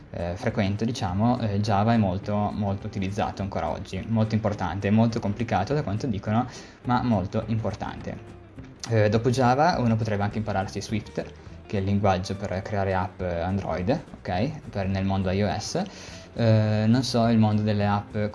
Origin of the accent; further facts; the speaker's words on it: Cuneo, Piedmont, Italy; l'azienda che tra l'altro è cuneese io sono anche di Cuneo